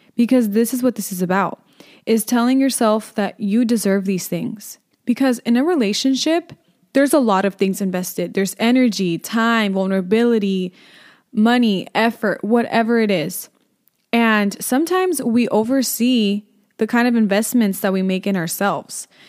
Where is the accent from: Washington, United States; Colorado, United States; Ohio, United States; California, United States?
California, United States; Inland Empire; I'm from the Inland Empire